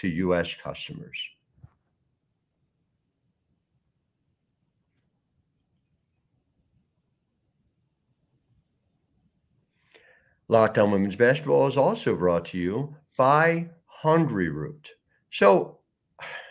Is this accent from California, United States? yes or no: no; just outside of Philadelphia, Pennsylvania, United States; I grew up just outside of Philly